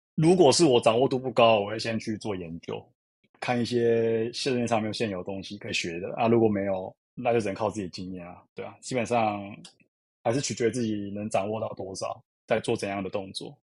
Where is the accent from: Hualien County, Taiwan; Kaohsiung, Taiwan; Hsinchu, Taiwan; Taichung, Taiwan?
Kaohsiung, Taiwan; now in Taipei, Taiwan; 我是北漂族，其实我是高雄人